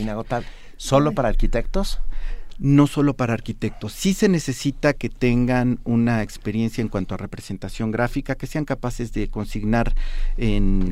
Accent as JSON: {"language": "Spanish", "region": "Mexico City", "country": "Mexico", "said": "la casa de ustedes San Mateo que se celebró ayer. Se vistió mi pueblo"}